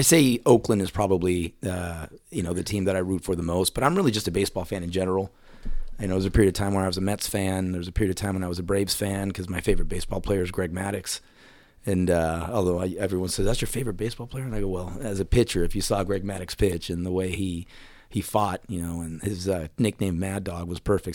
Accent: Puerto Rico; now in Dallas, United States; growing up in Puerto Rico, you know, I was young when I was there

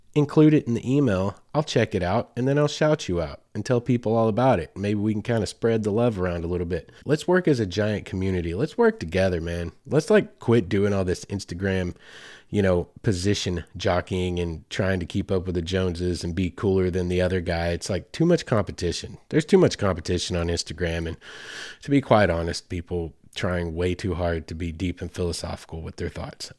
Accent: Arkansas, United States; Mammoth Springs, Arkansas, right here in my home state.

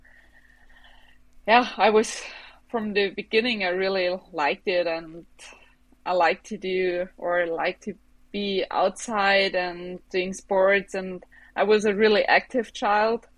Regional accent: Bavaria, Germany; English is a second language; I grew up in Bavaria in a small village, surrounded by mountains and a little lake

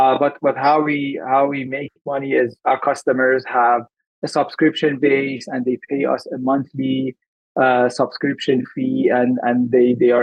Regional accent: Iran; also born or lived in Dubai, UAE; now in Vancouver, Canada; I'm Iranian and I migrated to Canada in 2006. Prior to moving to Canada, I moved to UAE

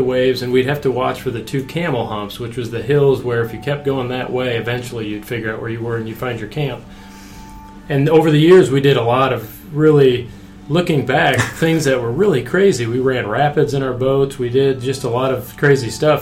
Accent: Iowa, United States; When I was growing up, I grew up in Iowa.

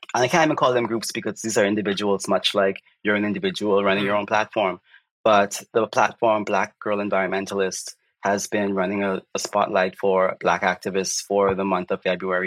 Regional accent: Bahamas; I am from the Bahamas

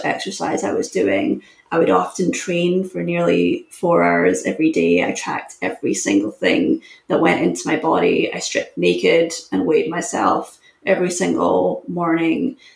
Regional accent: Scotland, United Kingdom; moved away as an adult; also born or lived in Syracuse, United States; I'm from Scotland, it's a small country, but I was competing for the national team

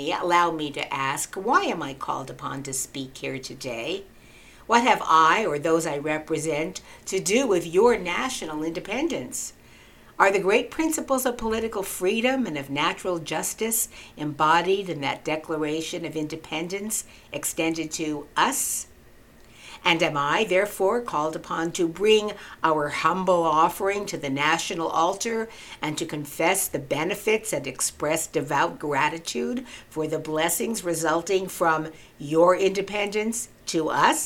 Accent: United States; But I am American

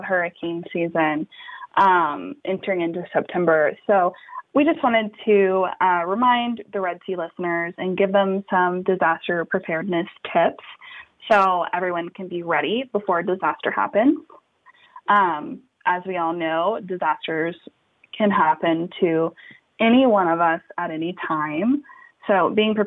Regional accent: United States; I was born and raised in the Gulf Coast along the Texas and Louisiana border

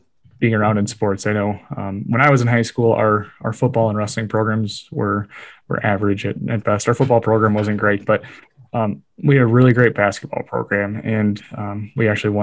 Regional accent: Monroe, Wisconsin, United States; I'm from Monroe. We're a great community as well

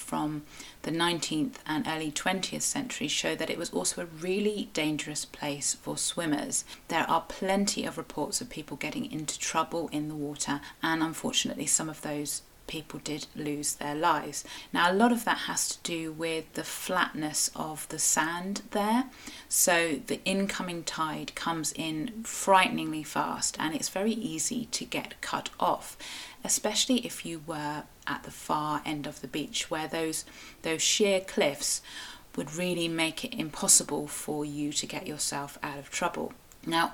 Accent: Cornwall, South West England, United Kingdom; I am a Cornish writer and blogger, sometimes podcaster, with a little bit of an obsession with local history here in Cornwall.

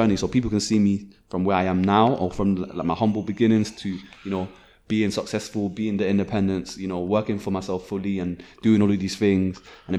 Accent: Nigeria; And one thing I saw is that people I'm from Nigeria, so people, like, when I went to Nigeria a few times

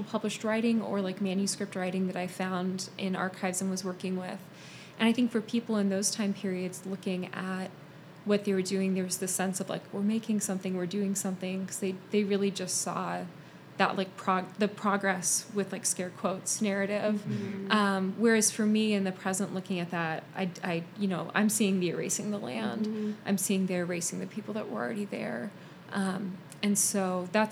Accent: Arizona, United States; moved away as an adult; also born or lived in Pennsylvania; I grew up in Arizona, moved to Pennsylvania.

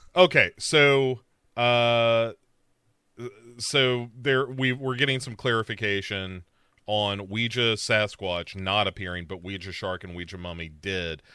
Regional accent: United States; as an American

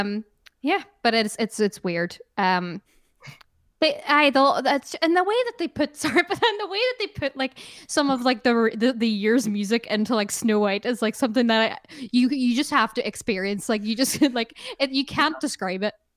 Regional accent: Ireland; I love being Irish

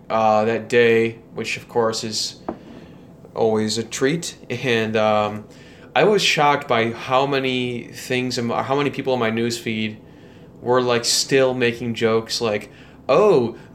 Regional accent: Chicago, Illinois, United States; And it was exciting because, of course, growing up in the Chicagoland area

